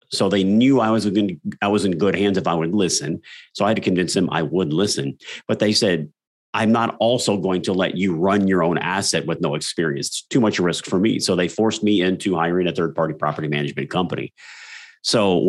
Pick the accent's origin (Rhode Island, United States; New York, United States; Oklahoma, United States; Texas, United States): Texas, United States; South; that was my life growing up in South Texas.